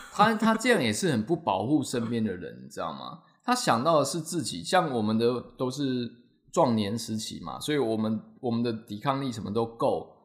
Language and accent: Chinese; Taiwan; 我们台湾人